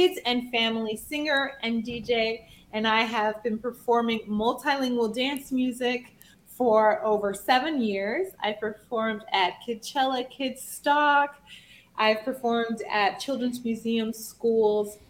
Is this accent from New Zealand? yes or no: no; Nigeria; I'm Nigerian.